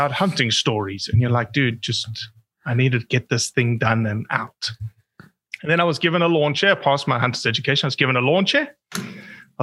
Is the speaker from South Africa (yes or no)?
yes; South Africa; As a South African